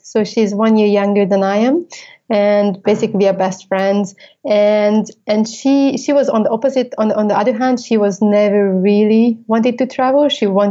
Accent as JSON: {"language": "English", "region": "Budapest", "country": "Hungary", "tie": "born or raised there", "also_born_or_lived": "United States / London", "moved": "as an adult", "said": "I left Budapest, my home, town. I lived in over 8 countries"}